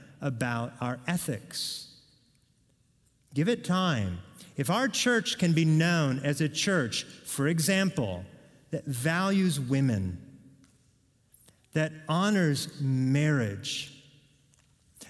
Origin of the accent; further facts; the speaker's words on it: Oregon, United States; I'm from Oregon